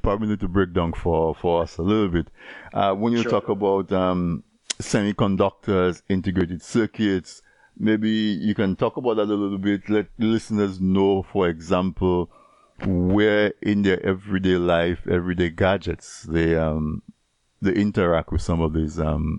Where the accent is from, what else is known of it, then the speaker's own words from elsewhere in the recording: Dominica; as a young person growing up in Dominica, right, or in any one of the other Caribbean islands, where we're mostly rural.